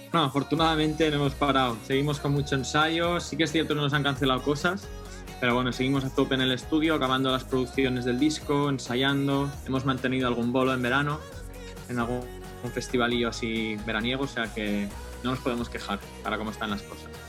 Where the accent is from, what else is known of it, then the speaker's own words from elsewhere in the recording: Barcelona, Catalonia, Spain; moved away as an adult; also born or lived in London / Madrid; yo soy de Barcelona